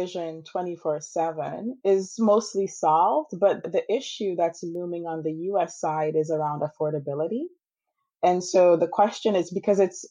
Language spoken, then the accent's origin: English; Antigua & Barbuda; moved away as an adult; also born or lived in Wisconsin; now in United States; So I grew up in the Caribbean, in Antigua